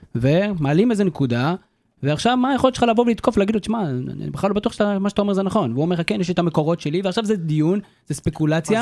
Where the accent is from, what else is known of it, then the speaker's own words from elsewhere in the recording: Karmiel, Northern District, Israel; אני מכרמל במקור